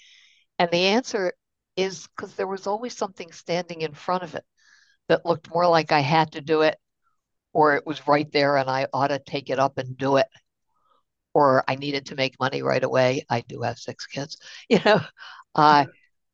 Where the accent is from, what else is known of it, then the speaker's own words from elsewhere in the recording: Baltimore, Maryland, United States; I'm from Baltimore. I grew up during the 60s.